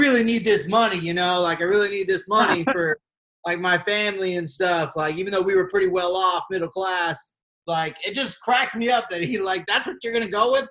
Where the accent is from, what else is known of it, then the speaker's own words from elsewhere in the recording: Colorado, United States; I'm from Colorado